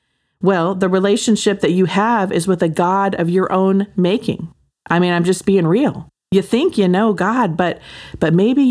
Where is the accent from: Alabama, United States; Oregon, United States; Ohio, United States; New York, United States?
Oregon, United States; also born or lived in Hawaii / Southern California; I mean, I'm from Oregon and Hawaii and Southern California, you know, like outdoor all the time.